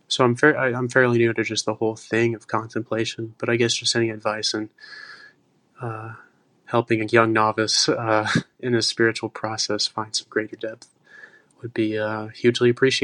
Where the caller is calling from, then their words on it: Oklahoma City, Oklahoma, United States; also born or lived in Nebraska; I'm from Oklahoma City